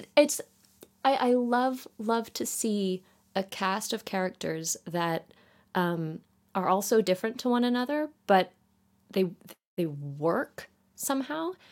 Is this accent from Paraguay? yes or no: no; Canada; now in United Kingdom; currently based in the U K, but I'm from Canada.